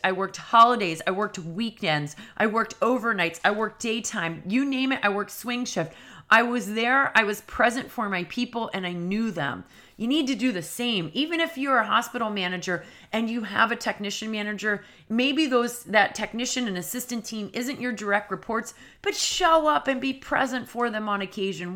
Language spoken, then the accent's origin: English; New England, United States; I'm from New England